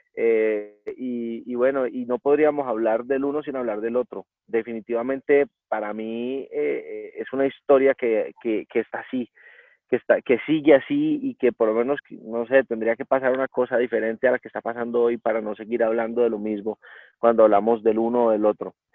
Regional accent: Cali, Valle del Cauca, Colombia; yo soy de Cali, entonces mis papás íbamos a pasear al lago

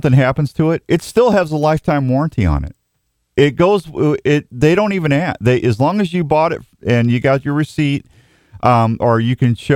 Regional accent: St. Louis, Missouri, United States; now in Iowa, United States; I never went ice fishing until I moved to Iowa either. I was originally from St. Louis area.

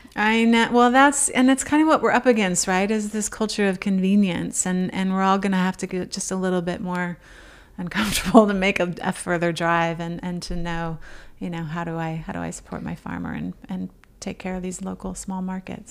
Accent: Oklahoma, United States; moved away; a trait of being an, an Okie

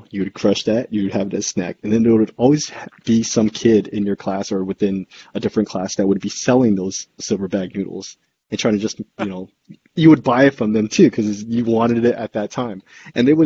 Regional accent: San Jose, California, United States; where we grew up in San Jose as kids in our elementary schools.

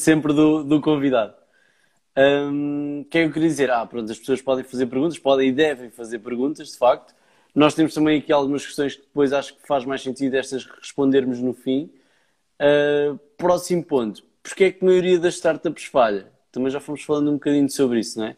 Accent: Leiria, Centro, Portugal; eu sou de Leiria

